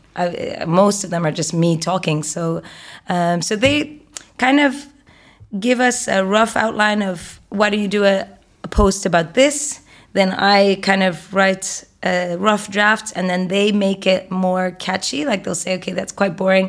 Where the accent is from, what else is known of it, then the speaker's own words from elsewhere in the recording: Egypt; Egyptian, and I grew up in Egypt